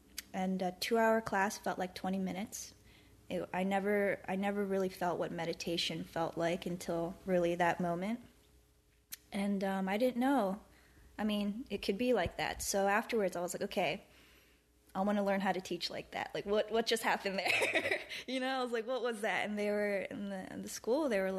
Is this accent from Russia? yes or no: no; Philadelphia, Pennsylvania, United States; moved away; I was born and raised in Philly.